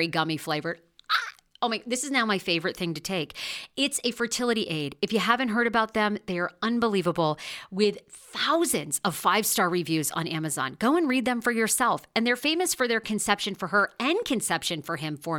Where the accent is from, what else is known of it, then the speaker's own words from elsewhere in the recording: Maine, United States; my home state